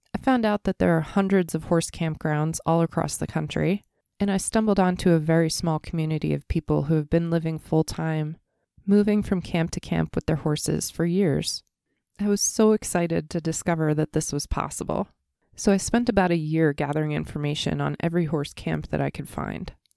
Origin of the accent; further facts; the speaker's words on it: East Coast, United States; moved away; growing up on the East Coast